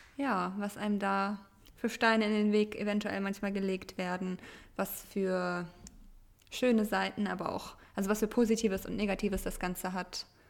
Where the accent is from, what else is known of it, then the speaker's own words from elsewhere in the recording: Germany; first language Russian; German is a second language; Ich wurde zwar in Deutschland geboren, habe bis auf mein Amerika-Jahr ja auch mein Leben lang in Deutschland gelebt